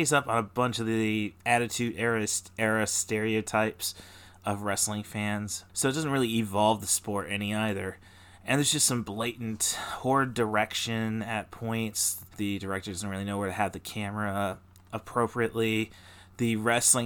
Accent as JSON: {"language": "English", "town": "Peoria", "region": "Illinois", "country": "United States", "tie": "born or raised there", "said": "as kids growing up in the Peoria area"}